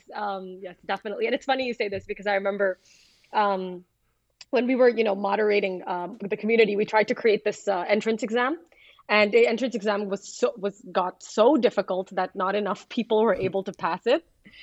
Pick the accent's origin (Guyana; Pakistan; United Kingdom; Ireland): Pakistan; also born or lived in Middle East; And I'm originally from Pakistan. I was born and raised in the Middle East